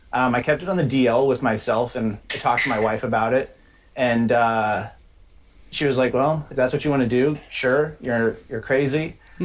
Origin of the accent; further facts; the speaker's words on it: Colorado, United States; So I grew up in Colorado, started wheeling when I was like 15